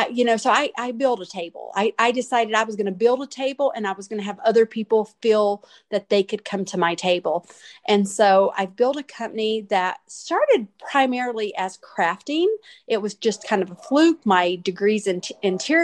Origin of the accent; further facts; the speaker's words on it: Hickory, North Carolina, United States; I'm from Hickory, North Carolina.